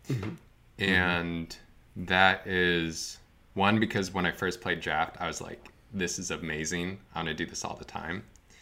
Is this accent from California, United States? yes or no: no; Vermont, United States; So I grew up in Northern Vermont.